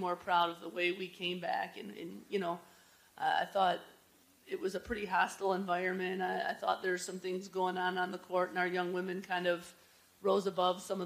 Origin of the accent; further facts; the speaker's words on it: Joliet, Illinois, United States; my hometown, Joliet. You know, I grew up